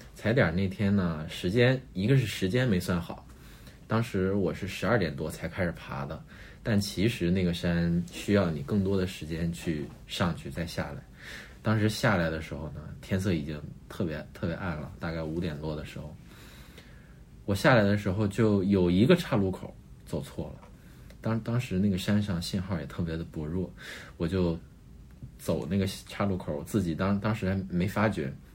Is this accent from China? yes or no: yes; Northeast China, China; 我是一个东北长大的小孩儿，那东北就是雪嘛，每年冬天其实都有一个雪季